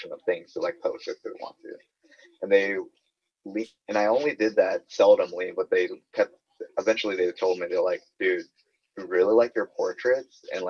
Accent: Kentucky, United States; I'm from Kentucky

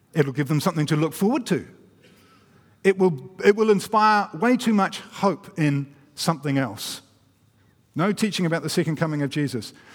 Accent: New Zealand; I'm a Kiwi

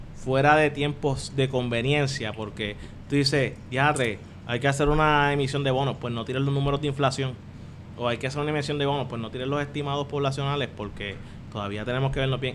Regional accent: Caguas, Puerto Rico; moved away; also born or lived in United States; yo soy de Cagua que fue como uno de los primeros que empezó a recibir señal

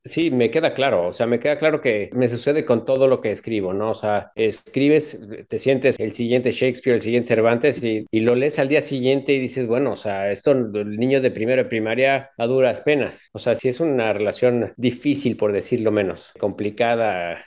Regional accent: Mexico City, Mexico; now in Texas, United States; sí soy chilango y sí vivo en Texas

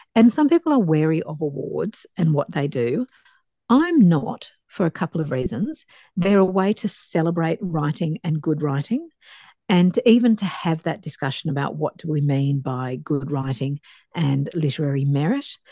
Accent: Dapto, New South Wales, Australia; I grew up in Dapto, a working class suburb um, outside Wollongong in New South Wales

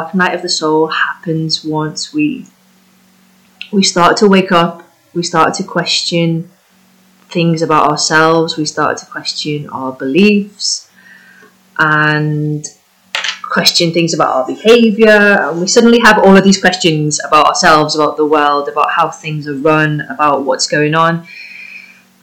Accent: United Kingdom; first language English; moved away as an adult; also born or lived in Spain; I'm British and I was living in Spain

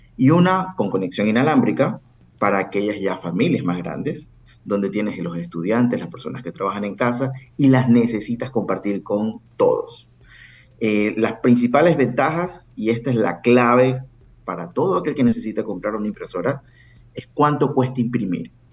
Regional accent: Ecuador; also born or lived in Guayaquil; soy ecuatoriano, tengo base en Ecuador

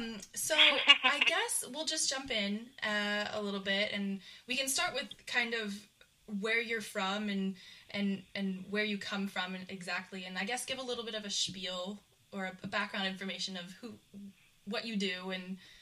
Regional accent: Canada; I grew up in Canada, so I grew up literally in the snow

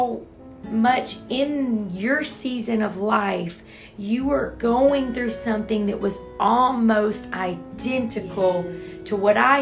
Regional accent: Louisiana, United States; moved away; also born or lived in Texas; I moved here from Texas, born and raised in Louisiana

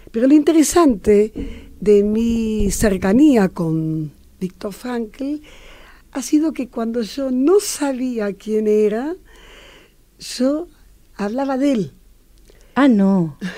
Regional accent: Latvia; moved away; mi familia fue perseguida por el comunismo. Ah. Y de allí, la, yo soy de Letonia, eh, y tuvimos que huir.

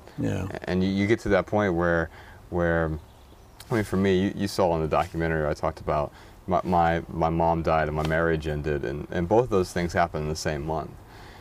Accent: Dayton, Ohio, United States; I grew up really poor in Dayton, Ohio, and was just raised by an alcoholic single mother

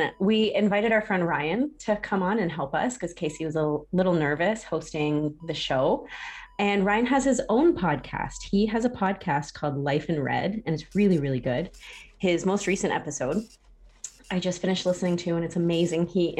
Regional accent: Ottawa, Ontario, Canada; So I grew up in Ottawa. Mm-hmm. Around Merivale area.

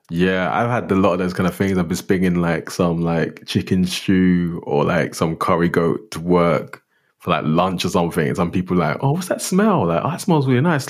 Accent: London, United Kingdom; also born or lived in northeast of Scotland; now in Scotland; growing up in London

